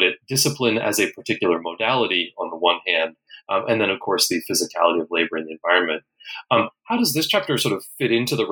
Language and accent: English; United States; I'm American